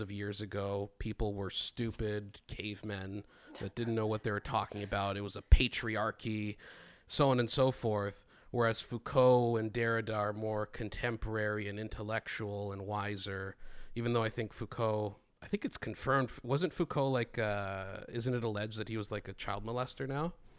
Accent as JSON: {"language": "English", "country": "Greece", "tie": "born or raised there", "said": "I grew up in Greece"}